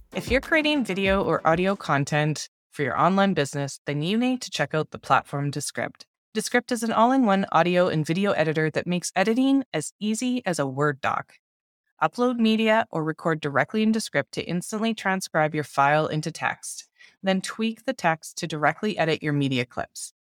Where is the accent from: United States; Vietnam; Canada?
Canada; I'm from Canada